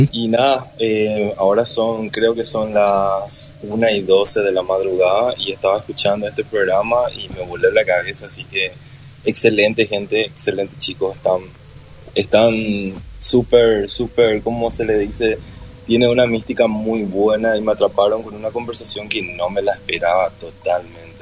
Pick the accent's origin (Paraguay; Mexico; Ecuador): Paraguay; Soy de Paraguay